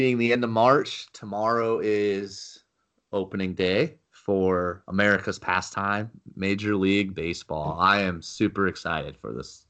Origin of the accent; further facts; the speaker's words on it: Arizona, United States; I'm from Arizona, as I've said before, but baseball season means springtime.